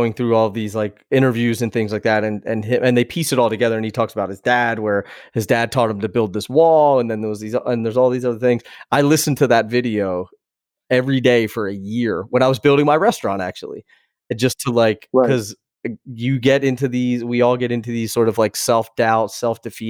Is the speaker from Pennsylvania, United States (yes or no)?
yes; Philadelphia, Pennsylvania, United States; now in California, United States; I'm from Philadelphia